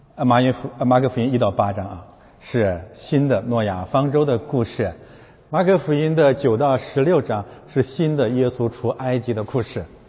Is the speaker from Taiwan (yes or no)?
no; China; 我们是中国人